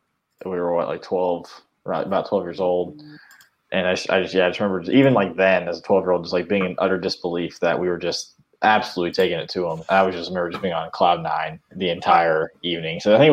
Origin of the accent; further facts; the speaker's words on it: Indiana, United States; we're being from Indiana